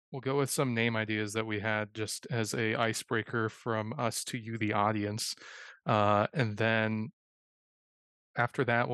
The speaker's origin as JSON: {"language": "English", "area": "Bay Area", "region": "California", "country": "United States", "said": "we're from the Bay Area"}